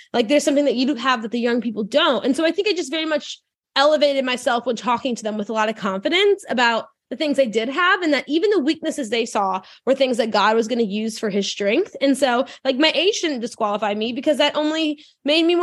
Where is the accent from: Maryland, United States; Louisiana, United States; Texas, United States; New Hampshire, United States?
Louisiana, United States; New Orleans; I grew up in New Orleans, Louisiana, or like the suburbs.